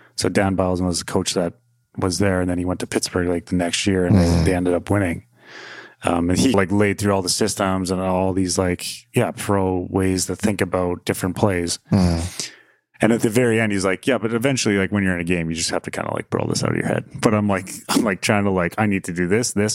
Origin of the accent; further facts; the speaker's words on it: near Calgary, Alberta, Canada; just growing up near Calgary